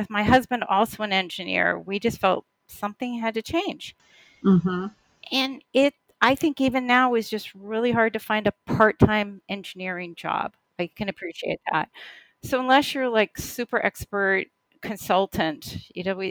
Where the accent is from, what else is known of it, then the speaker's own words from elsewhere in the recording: Boston, Massachusetts, United States; So I took a job in the Boston area, which is my hometown